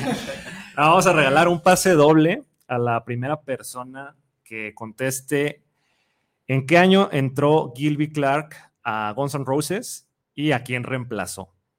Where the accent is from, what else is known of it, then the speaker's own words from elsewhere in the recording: Guadalajara, Jalisco, Mexico; todos, menos eh, el guitarrista rítmico y el vocalista, somos de Guadalajara